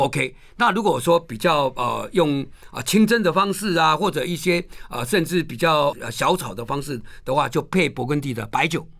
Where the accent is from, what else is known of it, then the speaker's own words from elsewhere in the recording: Taiwan; 我们台湾人